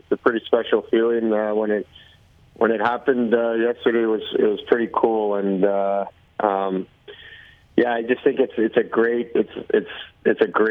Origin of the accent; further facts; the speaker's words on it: Toronto, Ontario, Canada; moved away; also born or lived in Calgary / Seattle; I'm from Toronto, and I'm back in the city a bunch in the summer